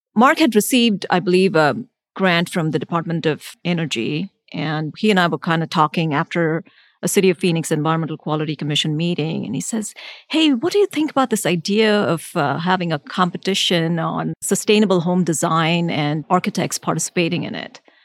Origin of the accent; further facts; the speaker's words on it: India; now in United States; So I grew up in India for a good half of my life.